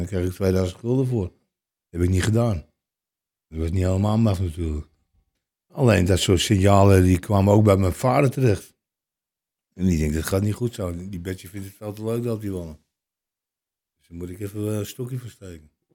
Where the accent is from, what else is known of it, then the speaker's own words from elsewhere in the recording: Amsterdam, North Holland, Netherlands; Ik ben geboren in de Vrolijkstraat in Amsterdam-Oost